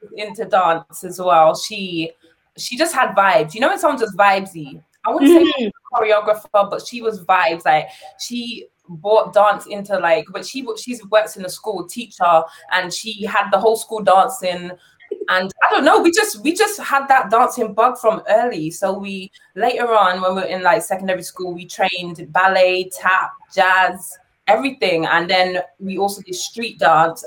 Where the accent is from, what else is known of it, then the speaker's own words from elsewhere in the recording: London, United Kingdom; we were born in London, we were raised in London